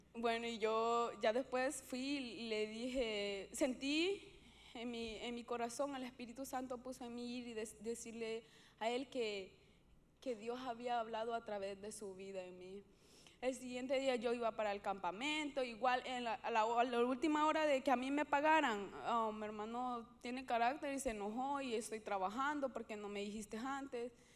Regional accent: Honduras; yo soy hondureña

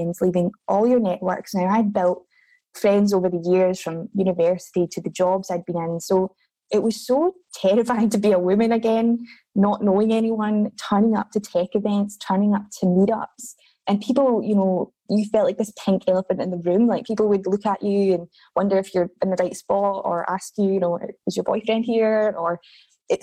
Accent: Scotland, United Kingdom; moved away as an adult; now in Australia; I'm from Scotland originally

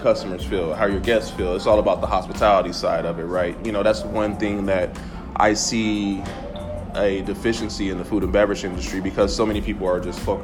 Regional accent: Gary, Indiana, United States; growing up in Gary, Indiana

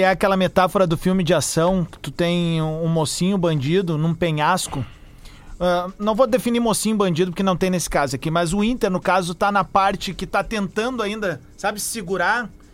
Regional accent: Viamão, Rio Grande do Sul, Brazil; eu me criei no Lago Tarumã, próximo ao Lago Tarumã, eu morava no lago, morava no bairro Tarumã, em Viamão

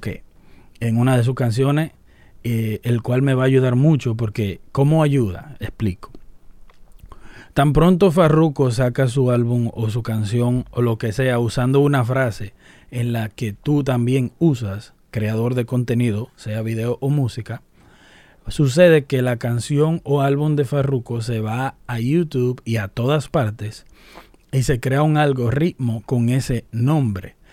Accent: Dominican Republic; una frase dominicana que la usamos en República Dominicana

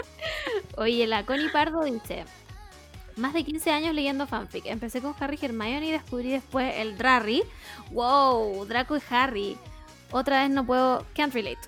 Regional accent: Chile

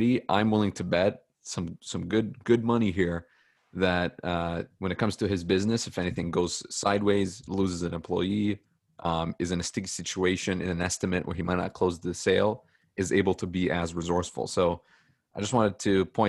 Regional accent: Toronto, Ontario, Canada; I'm a Canadian. I'm a real Etobicoke. Canadian

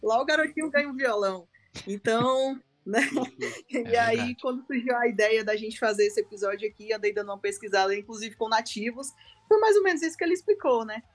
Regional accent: Ceará, Brazil; eu sou do Ceará

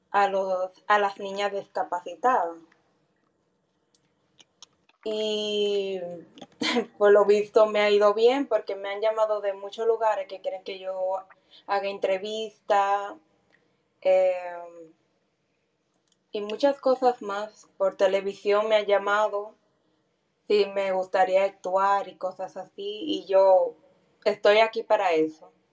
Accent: United States; Pero como yo vine de Estados Unidos, eh, me comenzaron a ver y a hablar conmigo y eso, y así comenzaron a progresar.

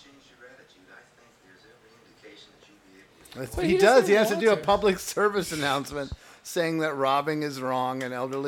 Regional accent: Wheaton, Illinois, United States; He was from Glen Ellen, and I was from Wheaton

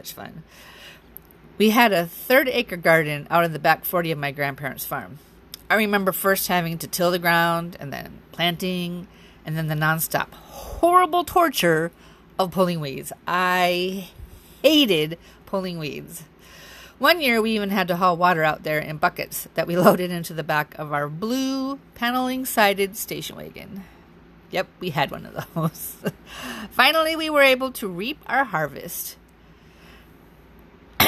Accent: Wisconsin, United States; also born or lived in Alaska; 9 months later, I was born in Alaska. When I was 6 months old, we returned to Wisconsin

